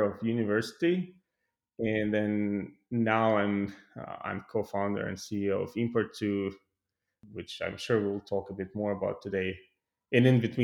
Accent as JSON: {"language": "English", "town": "Tallinn", "region": "Harju County", "country": "Estonia", "moved": "as an adult", "lives_now": "Sunnyvale, United States", "said": "Originally, I'm coming from Tallinn, Estonia"}